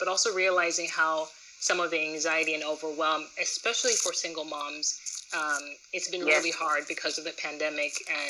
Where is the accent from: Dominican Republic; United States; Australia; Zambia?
Zambia; growing up in Zambia